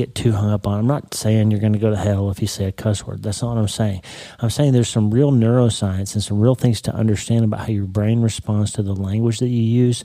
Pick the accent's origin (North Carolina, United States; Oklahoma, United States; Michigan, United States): Oklahoma, United States; Broken Bow; My hometown, Broken Bow, is the neighbor city to Idabel, Oklahoma